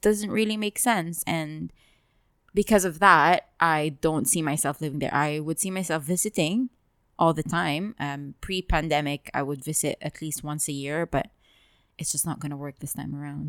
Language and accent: English; Dubai, United Arab Emirates; we've lived here our entire lives